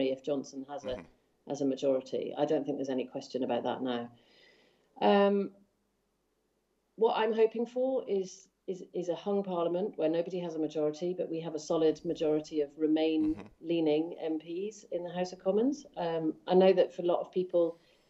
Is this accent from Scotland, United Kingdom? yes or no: yes; Scotland, United Kingdom; moved away as an adult; I grew up in Scotland. We went there when I was four, and I lived there until I was 18.